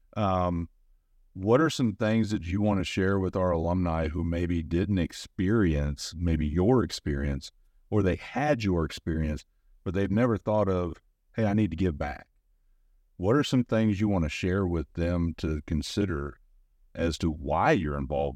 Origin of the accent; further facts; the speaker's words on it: St. Louis, Missouri, United States; moved away; I'm a guy from Saint Louis, Missouri